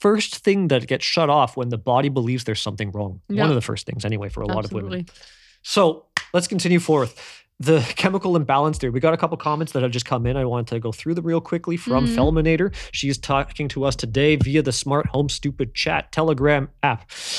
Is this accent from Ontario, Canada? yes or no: yes; Ontario, Canada; So I grew up in Canada, right? In Southern Ontario.